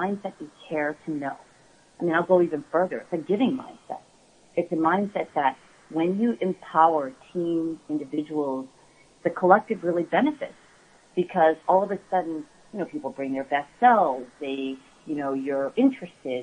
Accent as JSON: {"language": "English", "country": "United States", "tie": "born or raised there", "said": "I'm Korean. I'm the first person born in my family in the States"}